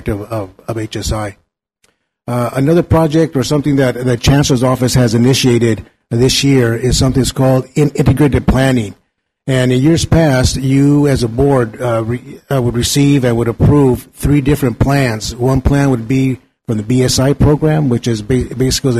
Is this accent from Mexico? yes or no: yes; Mexico; now in Napa, United States; went to visit my hometown in Mexico